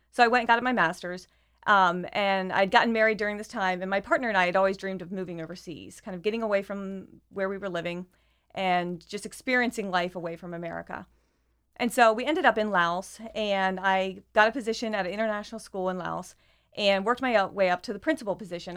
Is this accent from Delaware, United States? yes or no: yes; Sussex County, Delaware, United States; moved away as an adult; also born or lived in Ohio / Atmore, Alabama; now in Wilmington, United States; I grew up in Sussex County.